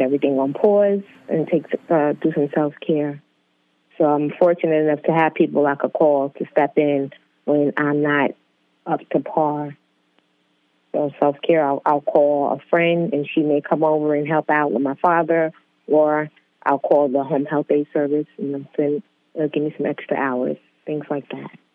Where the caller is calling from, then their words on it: New York City, New York, United States; I'm calling from Queens, New York